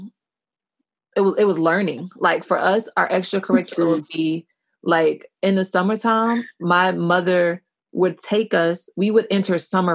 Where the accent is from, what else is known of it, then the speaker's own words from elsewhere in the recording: United States; moved away; where I grew up in Washington, shit was OD white